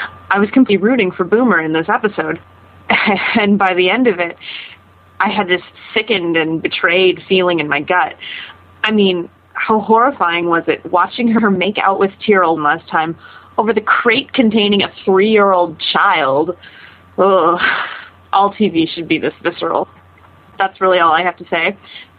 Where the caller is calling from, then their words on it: Munich, Bavaria, Germany; I'm calling from Munich, Germany.